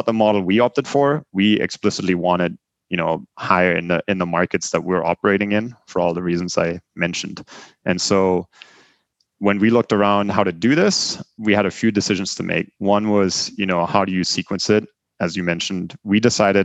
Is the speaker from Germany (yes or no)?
yes; Germany; English is a second language; moved away as an adult; also born or lived in Bremen; now in United States; I grew up in Germany, lived there for the first 20 years of my life